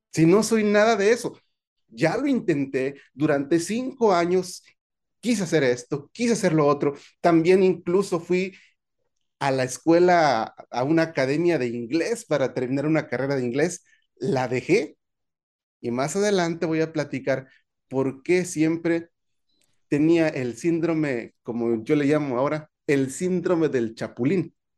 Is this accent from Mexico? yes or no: yes; Veracruz, Mexico; moved away as an adult; also born or lived in Nuevo León / Tamaulipas; A los 18, años, años, salí de mi pueblo natal